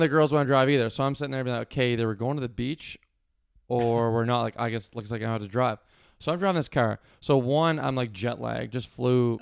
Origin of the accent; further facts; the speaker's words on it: Cole Harbour, Nova Scotia, Canada; also born or lived in Halifax, Nova Scotia; I like to say Cole Harbor, Nova Scotia